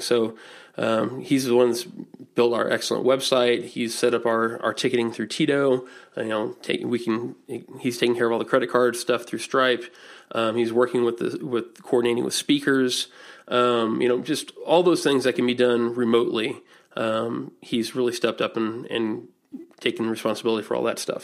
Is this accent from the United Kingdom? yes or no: no; Indianapolis, Indiana, United States; I'm from Indianapolis